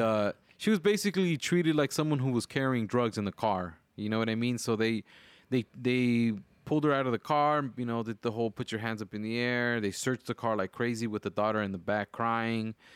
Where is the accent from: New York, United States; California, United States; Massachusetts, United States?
California, United States; Wilmington; now in Decatur, Georgia, United States; growing up in Wilmington, we hear gunshots at night